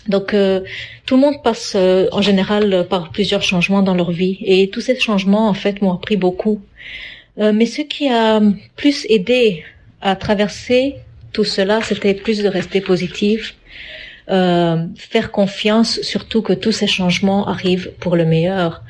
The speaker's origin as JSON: {"language": "French", "country": "Canada", "tie": "born there", "also_born_or_lived": "Africa / Europe", "said": "je suis d'origine indienne, je suis née au Canada, mais j'ai habité en Afrique, en Europe et enfin je suis revenue dans mon pays natal ici au Canada."}